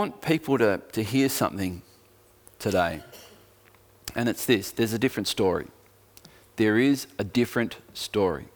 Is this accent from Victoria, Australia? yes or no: yes; Geelong, Victoria, Australia; now in Tasmania, Australia; my growing up in Geelong